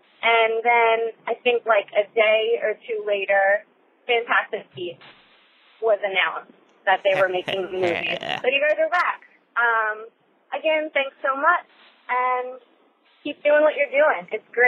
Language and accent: English; Long Island, New York, United States; also born or lived in Philadelphia; I'm from Long Island, New York. I just wanted to thank you guys. I'm from New York, but I go to school in Philly